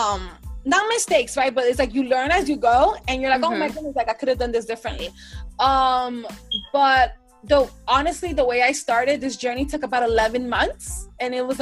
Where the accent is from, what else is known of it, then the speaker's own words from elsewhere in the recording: New York City, New York, United States; I am from the Bronx, New York